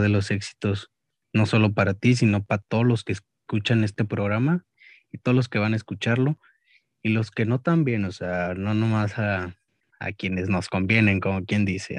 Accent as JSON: {"language": "Spanish", "town": "Monterrey", "region": "Nuevo León", "country": "Mexico", "said": "me considero más regio que mexicano"}